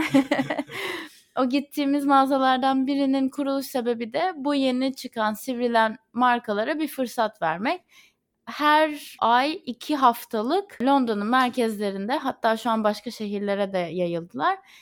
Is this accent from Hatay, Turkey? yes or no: no; Izmir, Turkey; moved away as an adult; now in London, United Kingdom; İzmir'in havasını ve ailemi çok özlüyorum.